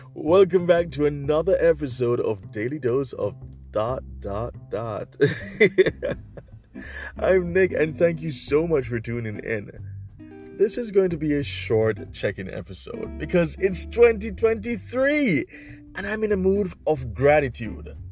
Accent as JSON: {"language": "English", "country": "Jamaica", "said": "my home country of Jamaica"}